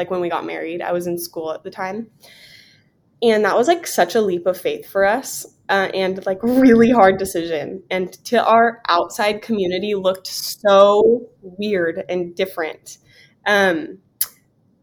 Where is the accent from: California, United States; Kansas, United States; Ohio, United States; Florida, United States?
California, United States; San Diego; moved away as an adult; now in Vero Beach, United States; I was born and raised in Southern California, North County, San Diego.